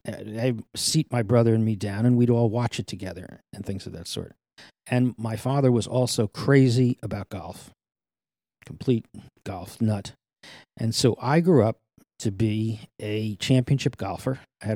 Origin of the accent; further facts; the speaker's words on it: New Jersey, United States; Of course, the big deal for anybody growing up in New Jersey was to get into Manhattan.